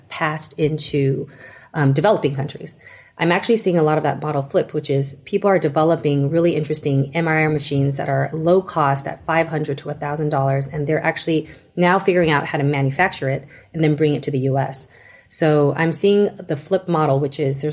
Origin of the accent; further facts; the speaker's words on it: Taiwan; now in United States; I'm Taiwanese, and so I came from Taiwan, and we had very easy access to any kind of care throughout the country.